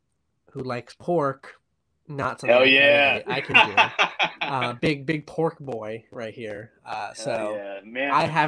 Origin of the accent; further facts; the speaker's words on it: Gardner, Massachusetts, United States; also born or lived in Queens, New York City; now in New York City, United States; I am from a very small, legally a city in Massachusetts called Gardner.